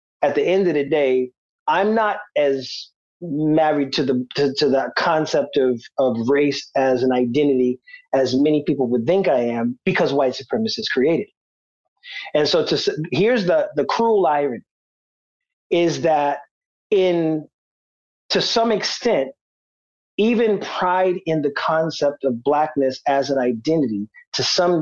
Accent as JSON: {"language": "English", "area": "Charleston County", "region": "South Carolina", "country": "United States", "also_born_or_lived": "Los Angeles", "accent": "Gullah Geechee", "said": "I'm from Tucktown"}